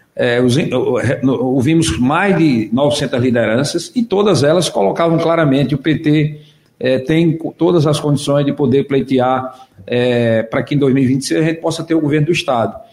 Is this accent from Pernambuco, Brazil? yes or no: yes; Águas Belas, Pernambuco, Brazil; eu sou lá de Águas Belas